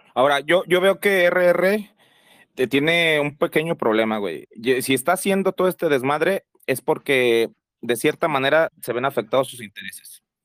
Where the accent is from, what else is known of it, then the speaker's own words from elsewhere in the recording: Mexico; como buenos mexicanos tenemos el güey en la boca